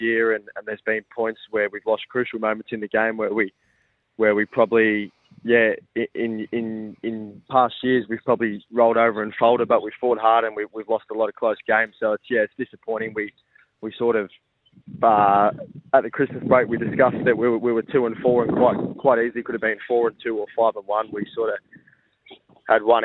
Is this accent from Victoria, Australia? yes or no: yes; Victoria, Australia; now in Adelaide, Australia; We're both originally from Victoria